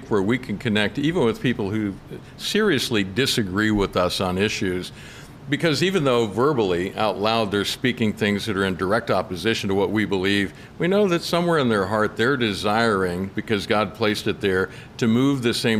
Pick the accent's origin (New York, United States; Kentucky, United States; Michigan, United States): Kentucky, United States; I'm from Kentucky